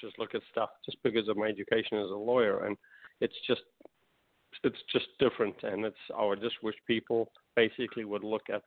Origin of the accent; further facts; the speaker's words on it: United States; being an American